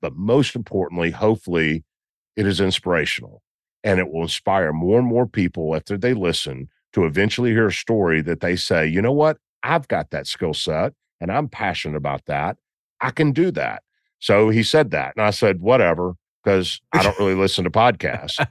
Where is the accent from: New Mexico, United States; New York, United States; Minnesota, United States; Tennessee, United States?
Tennessee, United States; Memphis; I'm from Memphis